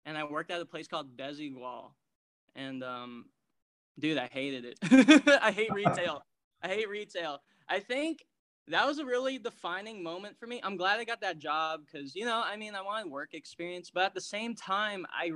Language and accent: English; San Francisco, California, United States; also born or lived in Daly City; I was born in San Francisco, born and raised